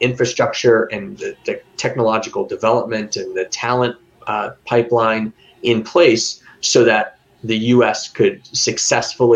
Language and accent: English; Florida, United States; come back home to Florida